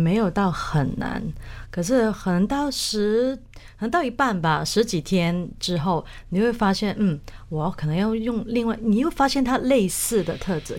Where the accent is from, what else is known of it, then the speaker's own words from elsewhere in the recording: Hong Kong; moved away as an adult; also born or lived in Taiwan; now in New Jersey, United States; 因为我从香港嫁到台湾嘛